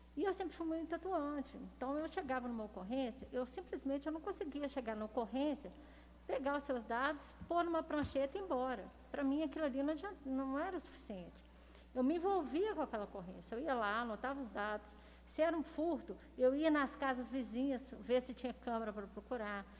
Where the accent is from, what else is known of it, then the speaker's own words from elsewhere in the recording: Belo Horizonte, Minas Gerais, Brazil; moved away as an adult; now in Lagoa Santa, Brazil; Eu nasci em Belo Horizonte